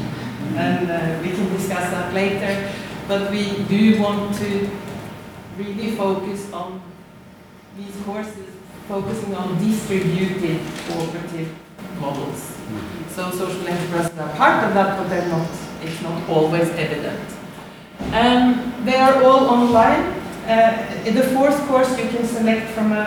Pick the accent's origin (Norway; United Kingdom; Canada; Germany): Norway; accent: Norwegian; now in Australia; as you can hear from my accent, I'm Norwegian